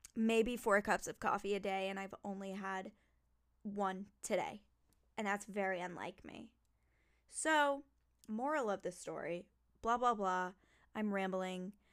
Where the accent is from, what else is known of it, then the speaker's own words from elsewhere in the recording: New Jersey, United States; I was born in New Jersey